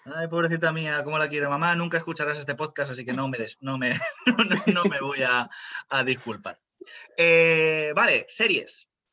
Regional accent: Spain; Soy español 100%.

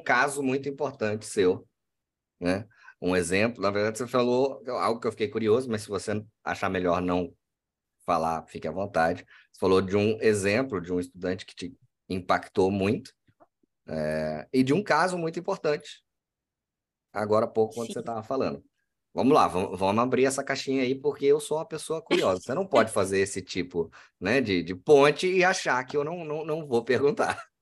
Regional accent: Cuiabá, Mato Grosso, Brazil; Eu sou do Mato Grosso. Eu sou cuiabano, de Chapecruz, como se diz por aqui

